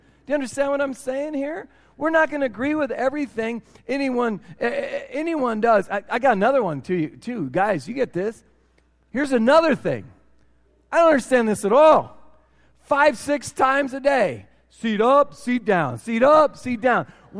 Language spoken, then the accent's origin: English; Cedar Rapids, Iowa, United States; I'm from Cedar Rapids, Iowa